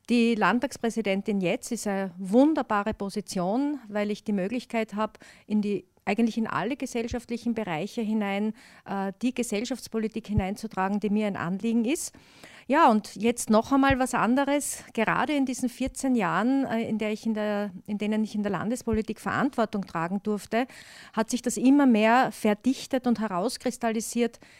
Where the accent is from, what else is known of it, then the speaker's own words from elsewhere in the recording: Styria, Austria; Also ich sehe mich da jetzt wirklich dann als Steirerin in Brüssel auf der EU-Ebene, wo ich die Interessen der Steiermark bestens vertreten kann